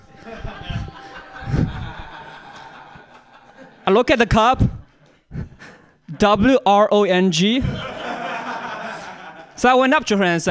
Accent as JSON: {"language": "English", "country": "China", "moved": "yes", "said": "I'm also from China"}